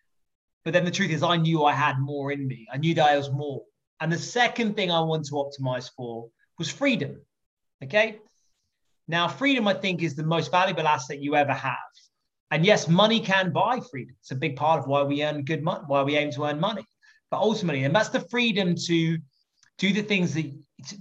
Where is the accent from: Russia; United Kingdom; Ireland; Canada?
United Kingdom; England; I'm English